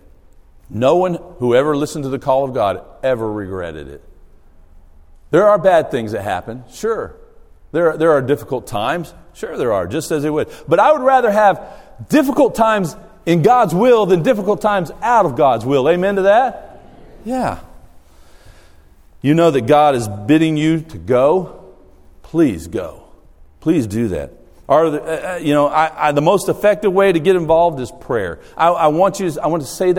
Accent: Australia; moved away; I grew up in Australia

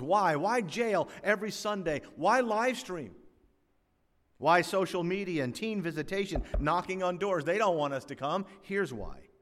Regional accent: South Florida, United States; As a young boy growing up in South Florida in the nineteen sixties

